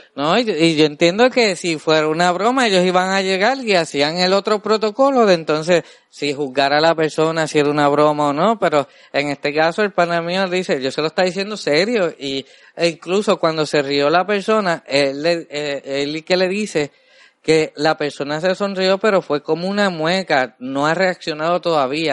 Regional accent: Puerto Rico; somos así los puertorriqueños

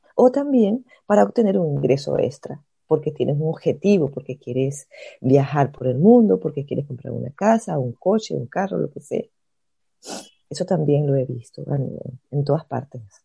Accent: Caracas, Capital District, Venezuela; moved away as an adult; also born or lived in Maracaibo, Venezuela / Spain; now in Germany; yo nací en Venezuela, yo soy de Caracas

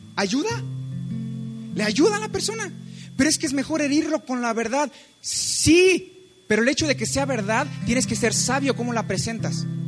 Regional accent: Mexico; como mexicanos

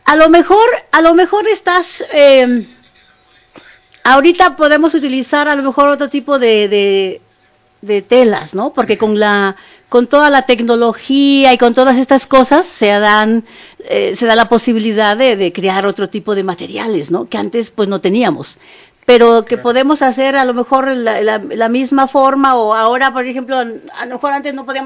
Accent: Mexico; Pues no, soy costeña. Los, las costeñas no somos flacas.

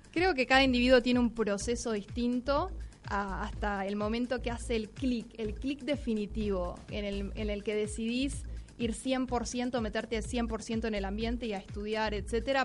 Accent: Buenos Aires, Argentina; soy de Buenos Aires, Argentina

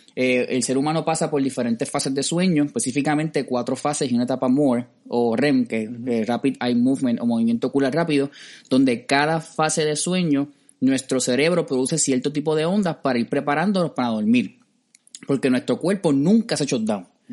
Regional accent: Cidra, Puerto Rico; yo que soy del campo de Sidra

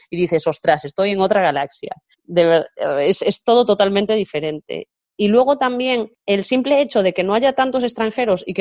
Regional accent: Suwon, Gyeonggi Province, South Korea; Spanish is a second language; sobre todo para quienes venimos de Seúl o Sugón, en mi caso, ciudades así grandes

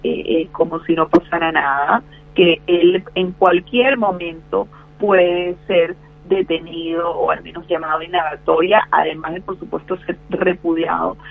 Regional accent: Venezuela; now in Argentina; yo no solo soy venezolana, yo soy argentina, mi papá era argentino, estuvo auxiliado en Venezuela

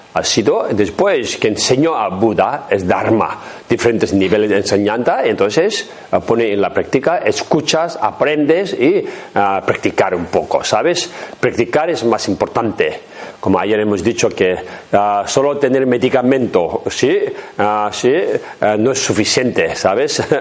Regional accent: Tibet, China; Spanish is a second language; moved away; mi pueblo donde he nacido en Tíbet

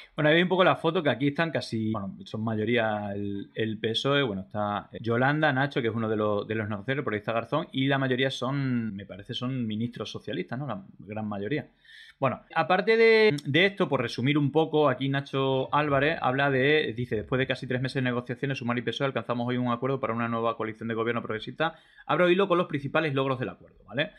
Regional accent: Extremadura, Spain; yo que soy de Extremadura

